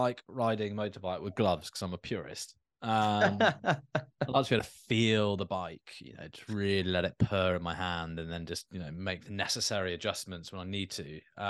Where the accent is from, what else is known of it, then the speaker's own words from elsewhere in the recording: United Kingdom; you know, we're British, for God's sake, like we love a queue.